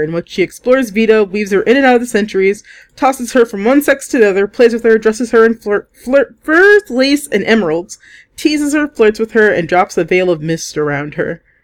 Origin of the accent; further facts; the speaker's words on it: United States; as an American